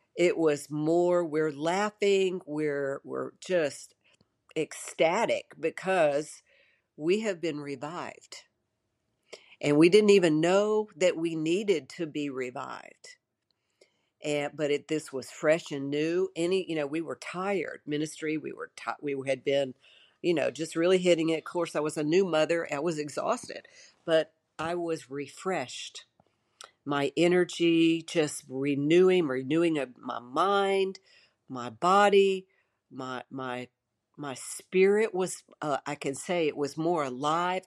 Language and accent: English; Shreveport, Louisiana, United States; I grew up in Shreveport, Louisiana